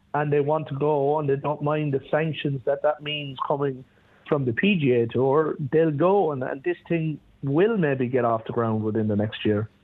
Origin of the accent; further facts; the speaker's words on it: Ireland; as an Irish guy